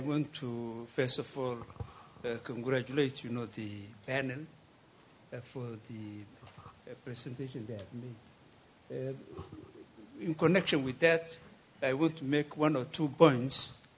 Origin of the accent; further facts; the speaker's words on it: Somaliland, Somalia; I come from Somaliland.